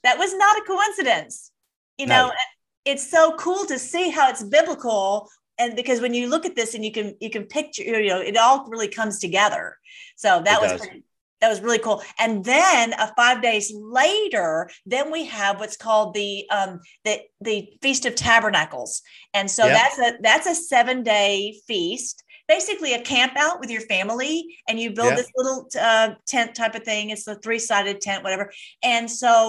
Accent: United States; as being an American

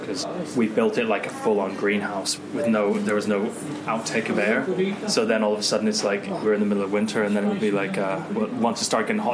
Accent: California, United States; now in United Kingdom; I grew up in California

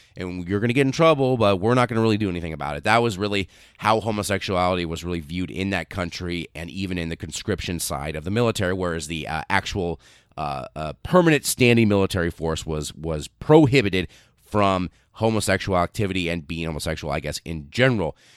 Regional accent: United States; I, as an American

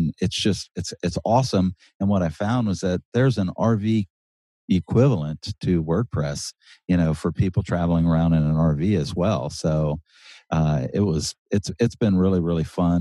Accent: South Louisiana, United States; moved away as an adult; now in Oregon, United States; I'm from South Louisiana, so it's very flat, it's wet, it's hot, it's humid

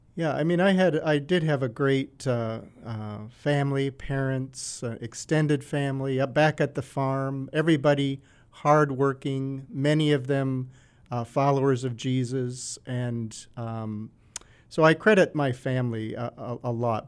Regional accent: Minneapolis, Minnesota, United States; I'm, uh, Scandinavian, as you said, uh, which puts me squarely in Minnesota, where, um, I grew up

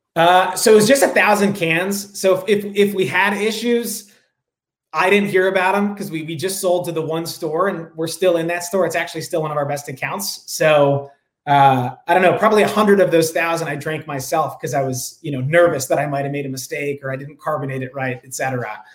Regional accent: Rye, New York, United States; now in San Francisco, United States; I grew up outside of New York City in a small town called Rye

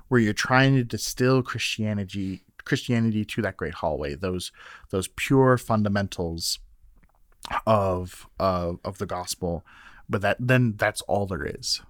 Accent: Minnesota, United States; now in Iowa, United States; as a Minnesotan

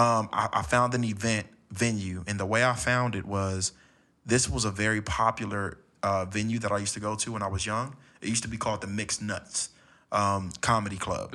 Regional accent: Los Angeles, California, United States; I was born and raised in Los Angeles.

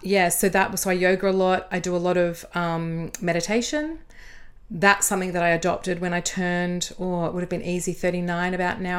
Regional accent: Adelaide, South Australia, Australia; moved away as an adult; also born or lived in Sydney; Would you believe Adelaide?

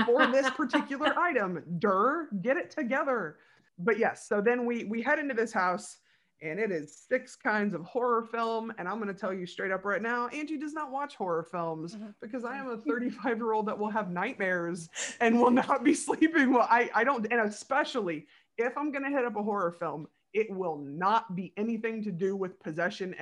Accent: Ohio, United States; We said Ohio

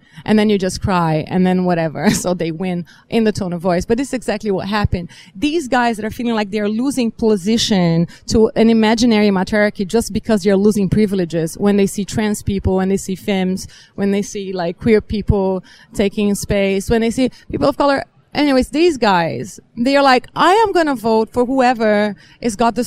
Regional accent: Brazil; I am from Brazil and assigned female at birth

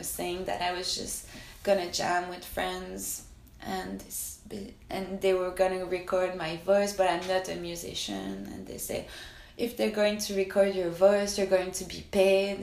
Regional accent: Canada; I'm Canadian

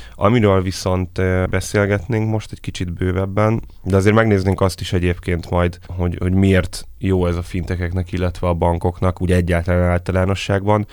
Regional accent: Hungary

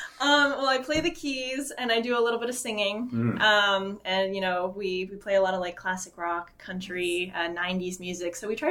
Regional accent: Vermont, United States; moved away as an adult; now in New Hampshire, United States; I love Vermont. I'm from Vermont and the New England area, New Hampshire.

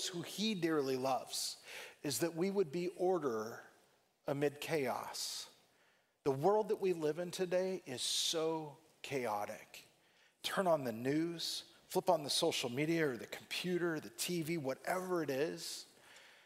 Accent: California, United States; growing up in California

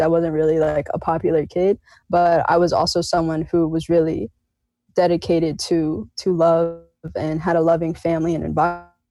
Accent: Ogden Dunes, Indiana, United States; also born or lived in Chicago, Illinois; I was born in Chicago and moved to Ogden Dunes when I was four

